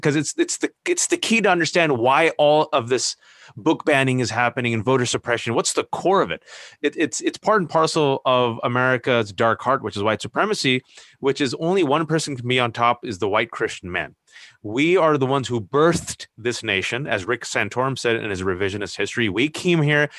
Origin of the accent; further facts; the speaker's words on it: United States; English is a second language; I was born and raised here